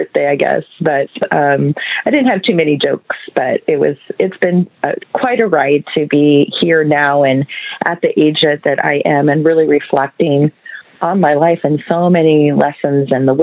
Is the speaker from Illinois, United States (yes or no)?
no; Seattle, Washington, United States; I was born and raised in Seattle, Washington, and pretty much lived in Washington my whole life.